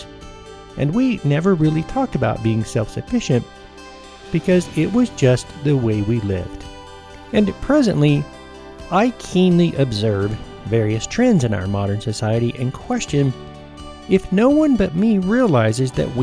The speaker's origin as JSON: {"language": "English", "region": "Tennessee and northern Georgia", "country": "United States", "tie": "born or raised there", "said": "growing up in Tennessee and northern Georgia"}